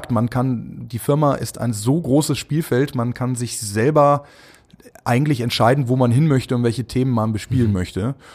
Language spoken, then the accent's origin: German; Düsseldorf, North Rhine-Westphalia, Germany; born there; Erstmal herzliche Grüße an meine Geburtsstadt. Ich äh, komme ja gebürtig aus Düsseldorf.